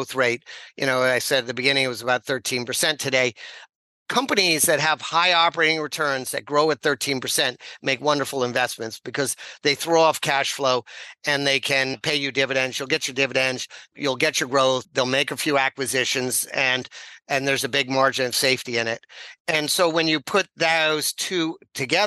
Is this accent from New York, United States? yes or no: yes; New York, United States; moved away as an adult; also born or lived in Hong Kong; I'm a kid from New York